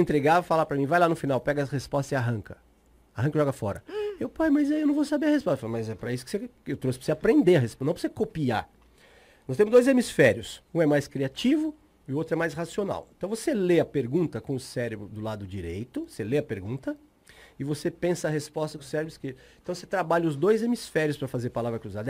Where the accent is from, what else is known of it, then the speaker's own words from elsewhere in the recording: São Paulo, Brazil; moved away as an adult; sou de São Paulo, me mudei uhum. para cá há quatro, cinco meses